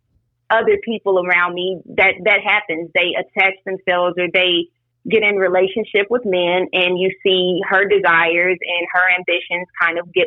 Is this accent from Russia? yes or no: no; Louisiana, United States; also born or lived in Atlanta, Georgia / Tallahassee, Florida; I am from Campy, Louisiana